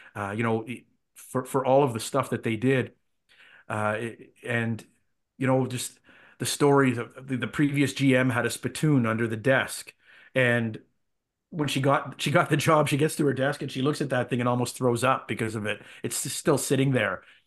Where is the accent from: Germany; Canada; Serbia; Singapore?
Canada; Ottawa, Ontario; I grew up in Ottawa. I grew up a, an Ottawa Rough Riders fan.